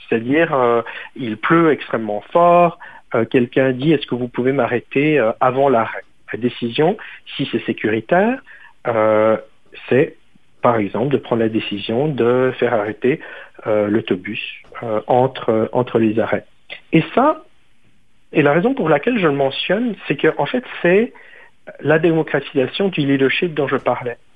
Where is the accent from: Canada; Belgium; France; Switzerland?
Switzerland; moved away